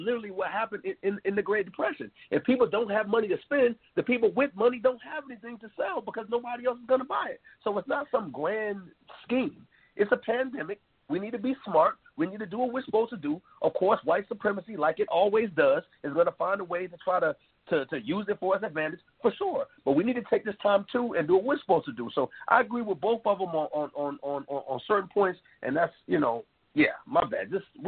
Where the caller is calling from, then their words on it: Durham, North Carolina, United States; I'm calling from Durham, North Carolina.